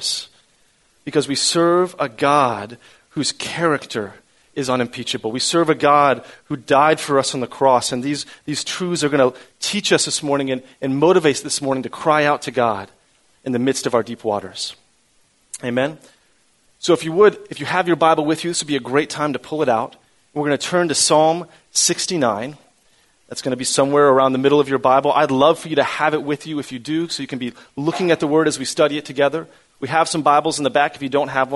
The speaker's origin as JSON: {"language": "English", "region": "Central Florida", "country": "United States", "tie": "born or raised there", "said": "I grew up here in Central Florida"}